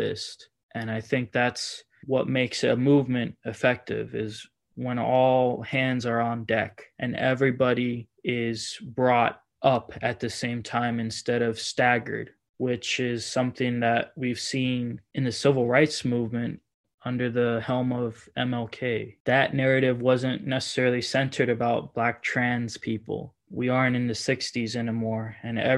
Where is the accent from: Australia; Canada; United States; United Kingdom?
United States; Miami, Florida; also born or lived in Washington, D.C.; now in Portland, United States; I'm from Miami, Florida